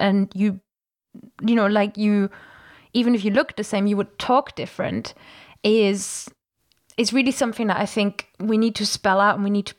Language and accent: English; Germany; now in United Kingdom; I grew up in Germany speaking a local dialect. And when mm-hmm. I started going to primary school, my parents switched to like mainstream German with me.